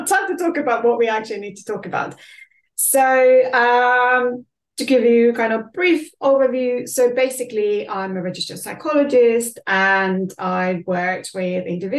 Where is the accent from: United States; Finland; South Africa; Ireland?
Finland; moved away as an adult; now in London, United Kingdom; I'm originally from Finland